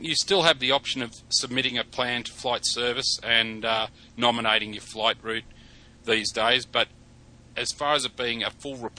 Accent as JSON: {"language": "English", "town": "Sydney", "region": "New South Wales", "country": "Australia", "tie": "born or raised there", "said": "my hometown here in Sydney"}